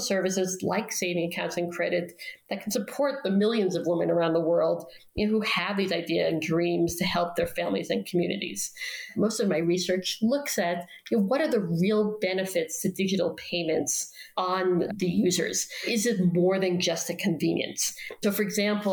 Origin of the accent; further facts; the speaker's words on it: New York City, New York, United States; moved away; In my own neighborhood where I grew up in Queens